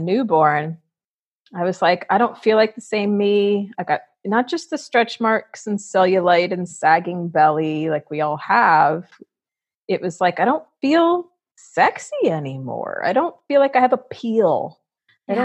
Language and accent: English; Fort Lauderdale, Florida, United States; I grew up in Fort Lauderdale where wildness is normal.